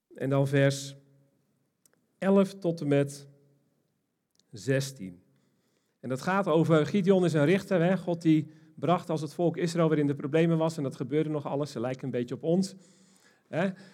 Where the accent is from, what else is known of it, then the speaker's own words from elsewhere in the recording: Almkerk, North Brabant, Netherlands; ik kom uit Almkerk